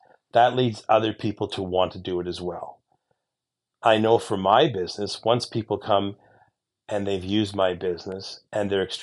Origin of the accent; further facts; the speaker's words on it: Eastern Ontario, Canada; my hometown here in Eastern Ontario